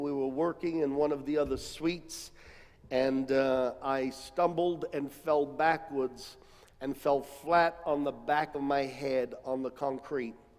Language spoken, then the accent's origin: English; United States; moved away as an adult; also born or lived in Australia; as an American